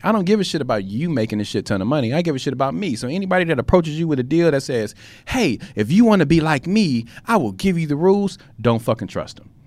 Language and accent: English; United States; as the American people